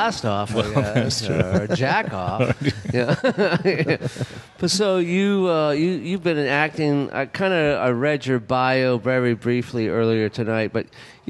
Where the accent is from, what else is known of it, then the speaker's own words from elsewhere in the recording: Los Angeles, California, United States; I grew up in Los Angeles, where you're born into it. You know, everyone has a shot at Hollywood, and everyone does it in, you know, junior high.